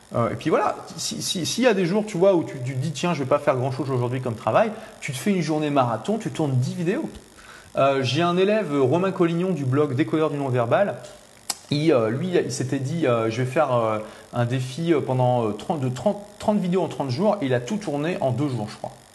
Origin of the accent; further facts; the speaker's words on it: Lille, Hauts-de-France, France; je suis de Lille